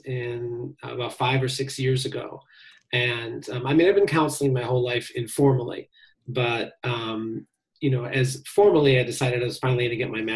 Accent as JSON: {"language": "English", "town": "Chicago", "region": "Illinois", "country": "United States", "tie": "born or raised there", "said": "I grew up on Lake Michigan here in Chicago"}